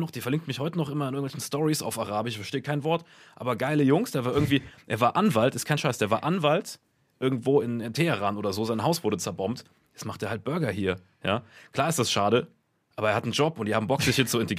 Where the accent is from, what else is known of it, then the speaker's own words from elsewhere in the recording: Saarland, Germany; Also äh, ich komme ja aus dem Saarland ursprünglich